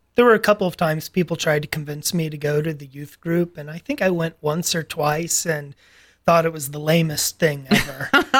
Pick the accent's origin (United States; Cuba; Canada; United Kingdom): United States; Alabama; my parents were in the Air Force. My dad retired, actually, before I was even born, but my mom continued in her service. And so we went down there, and she actually retired just 3 or 4 years into our living there.